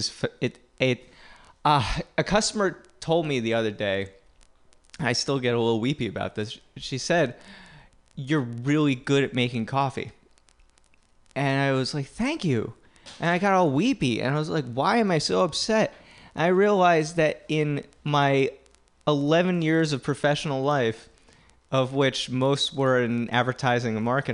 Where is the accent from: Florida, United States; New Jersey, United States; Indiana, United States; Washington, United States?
New Jersey, United States; I'm from New Jersey